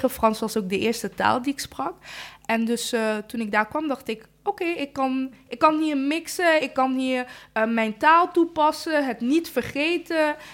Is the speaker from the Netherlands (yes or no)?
no; Rwanda; En eigenlijk een groot gedeelte van ehm, de plek waar mijn ouders vandaan komen in Rwanda. Ik kom uit Rwanda.